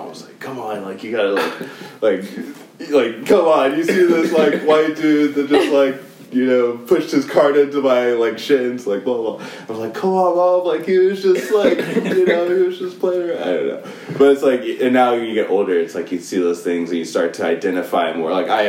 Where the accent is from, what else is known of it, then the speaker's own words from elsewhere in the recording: South Africa; we grew up in South Africa, or at least, you know, the three of us did together when I grew up in South Africa personally.